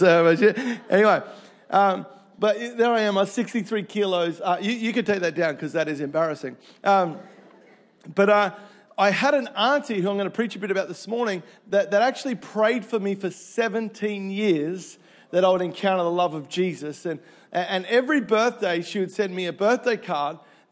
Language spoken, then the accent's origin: English; Melbourne, Victoria, Australia; moved away; I grew up in Melbourne